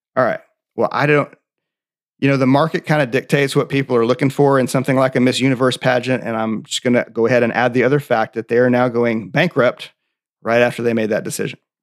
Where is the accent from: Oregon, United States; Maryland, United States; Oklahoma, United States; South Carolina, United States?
Oklahoma, United States; I'm from Oklahoma